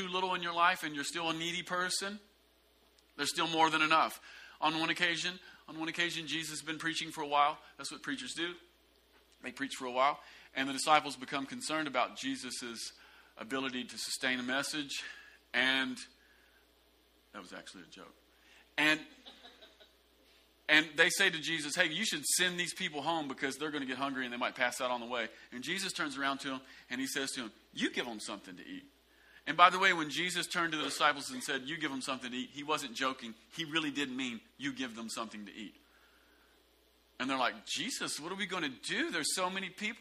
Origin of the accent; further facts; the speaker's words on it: the South, United States; a lot of us growing up in the South, we came into the kingdom